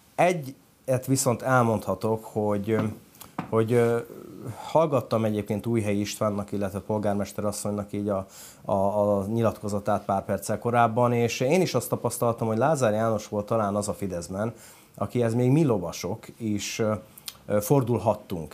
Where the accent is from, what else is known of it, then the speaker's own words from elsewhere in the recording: Hungary; moved away as an adult; Külföldön éltem feleségemmel együtt 5 évet, és 2000 14-ben jöttünk haza